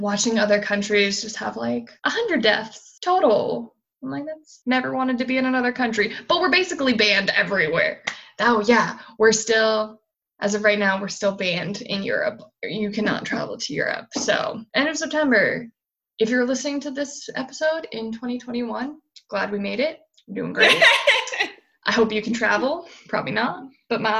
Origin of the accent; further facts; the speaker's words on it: United States; moved away; My home state is still on fire